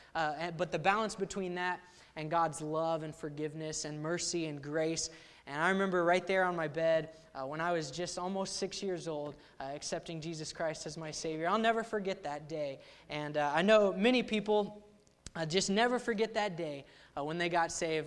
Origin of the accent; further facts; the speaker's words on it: Ponca City, Oklahoma, United States; I grew up in Ponca City, Oklahoma, there at Central Baptist Church under Pastor Waterloo.